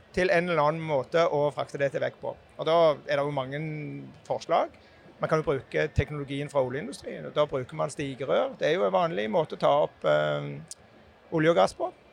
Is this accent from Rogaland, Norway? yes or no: yes; Jæren, Rogaland, Norway; jeg kommer jo fra Jæren sjøl